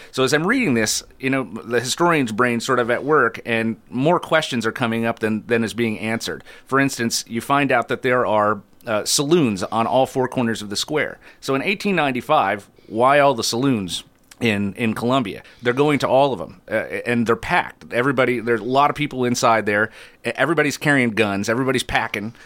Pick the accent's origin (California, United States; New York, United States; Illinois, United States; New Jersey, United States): New York, United States; Adirondack Park, upstate; moved away; I grew up in the Adirondack Park in, in far upstate New York